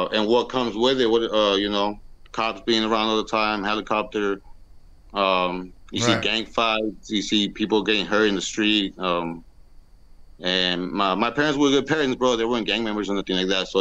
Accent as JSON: {"language": "English", "town": "San Diego", "region": "California", "country": "United States", "tie": "born or raised there", "said": "I'm from San Diego, California. I've basically lived here my whole life. This is where I was born and raised."}